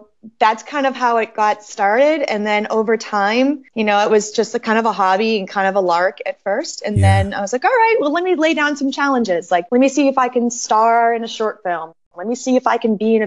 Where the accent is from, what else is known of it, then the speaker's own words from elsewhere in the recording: Boston, Massachusetts, United States; moved away as an adult; now in Los Angeles, United States; I was born and raised in Boston and I was there until, gosh, about 10 years ago, I came